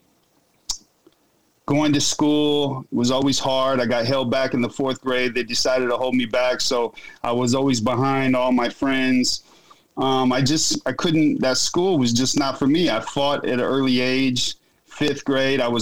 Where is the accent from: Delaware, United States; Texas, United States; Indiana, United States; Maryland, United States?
Indiana, United States; I grew up in the Midwest. I should say I was born in Indiana